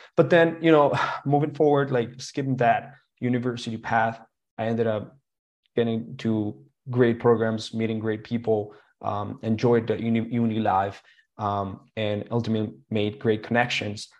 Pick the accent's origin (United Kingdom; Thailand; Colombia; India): Colombia; English is a second language; now in Canada; going back to Colombia